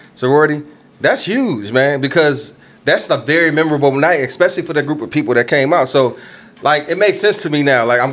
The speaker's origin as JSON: {"language": "English", "town": "Rockford", "region": "Illinois", "country": "United States", "tie": "born or raised there", "said": "the Rockford part"}